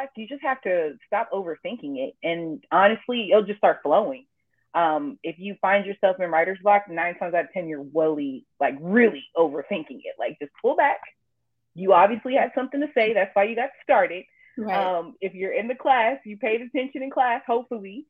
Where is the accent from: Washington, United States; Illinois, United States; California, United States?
California, United States; Richmond; also born or lived in El Cerrito, California; now in Pittsburg, United States; my hometown is Richmond, El Cerrito. I say both because I kind of split my time between both equally